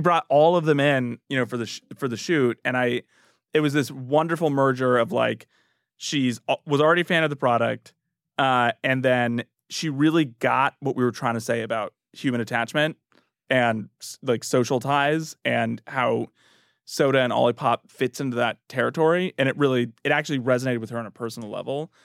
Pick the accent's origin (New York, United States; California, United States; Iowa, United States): California, United States; Northern; now in Washington, United States; I'm from Northern California